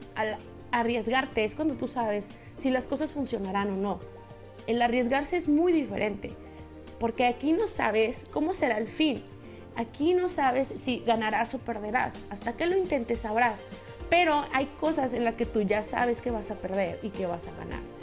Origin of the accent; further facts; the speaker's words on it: Mexico; somos mexicanos, tú sabes, el mexicano habla así